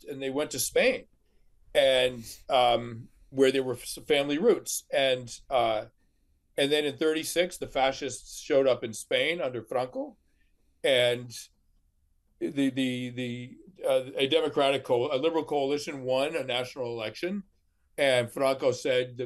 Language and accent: English; outside of Boston, Massachusetts, United States; I grew up outside of Boston